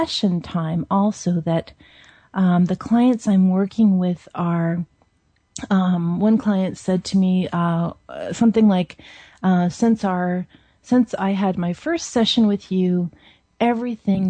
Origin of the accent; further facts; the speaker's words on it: Seattle, Washington, United States; I grew up in Seattle